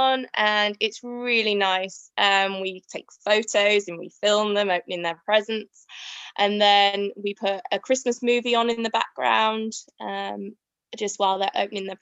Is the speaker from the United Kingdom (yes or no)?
yes; Yorkshire and the Humber, United Kingdom; we're from Yorkshire